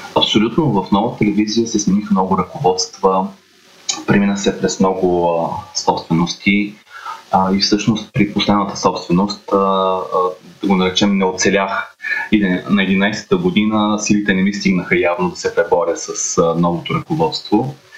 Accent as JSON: {"language": "Bulgarian", "town": "Varna", "region": "Varna Province", "country": "Bulgaria", "moved": "as an adult", "lives_now": "Sofia, Bulgaria", "said": "Аз съм от Варна"}